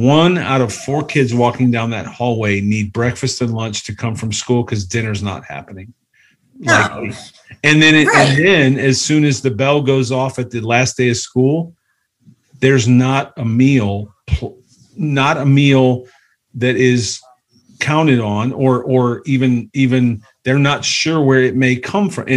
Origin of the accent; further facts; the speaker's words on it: Cleveland, Ohio, United States; I grew up in Cleveland